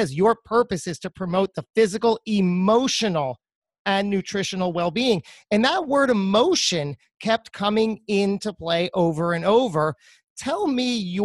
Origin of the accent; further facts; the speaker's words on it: New Jersey, United States; in the New Jersey area, close to my heart, my home state